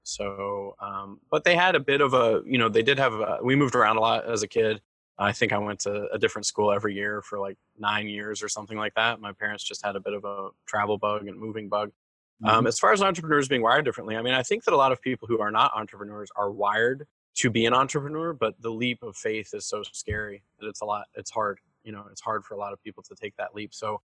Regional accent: Georgia, United States; also born or lived in North Carolina / Bhutan; I grew up in the Southern United States. I grew up in Georgia and North Carolina mostly, okay. But I moved around a lot. I lived in Bhutan for a year when I was a kid.

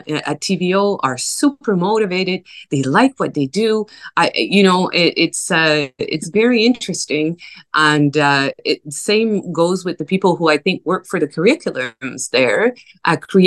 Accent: New Brunswick, Canada; first language French; English is a second language; now in Vancouver, Canada; I'm originally from New Brunswick. I lived a good part of my life here in Vancouver

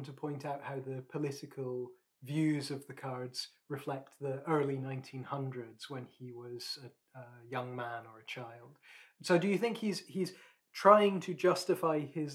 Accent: Scotland, United Kingdom; Speaking as a Scotsman

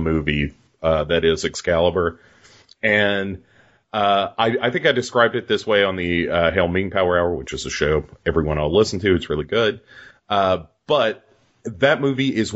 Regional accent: the American South, United States; I come from the American South

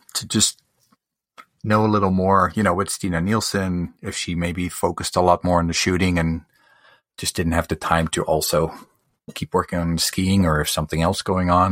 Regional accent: Canada; I'm from Canada

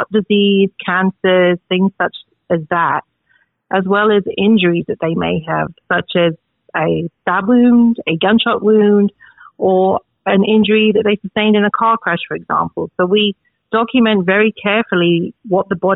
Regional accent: London, United Kingdom; moved away as an adult; also born or lived in Oxford / Wales; I am originally from England, grew up in London

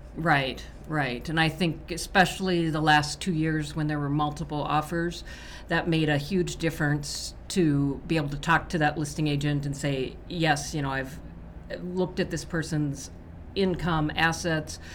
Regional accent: Nebraska, United States; Nebraska, my home state

